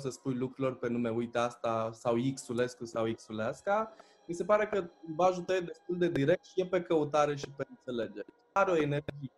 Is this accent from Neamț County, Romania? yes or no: yes; Târgu Neamț, Neamț County, Romania; suntem din Târgu Neamț